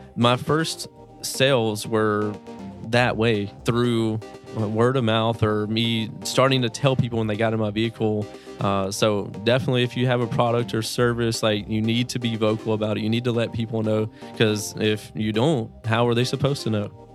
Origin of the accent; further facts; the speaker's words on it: Greenville, Mississippi, United States; I come from a small town in Mississippi, United States, Greenville, Mississippi